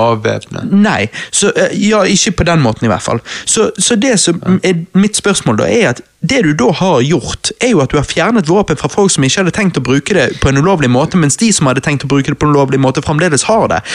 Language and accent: Norwegian; Bergen, Vestland, Norway; Vi er jo bergensere!